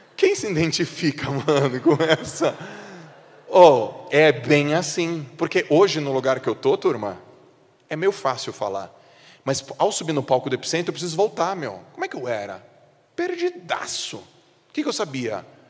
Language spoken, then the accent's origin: Portuguese; Santos, São Paulo, Brazil; moved away; eu sou de Santos. Eu não moro mais em Santos, mas eu sou de Santos